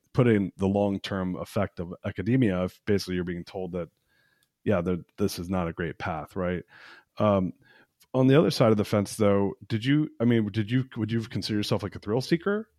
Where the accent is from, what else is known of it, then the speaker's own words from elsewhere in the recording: United States; I'm an American. I was born in America, but my dad's Persian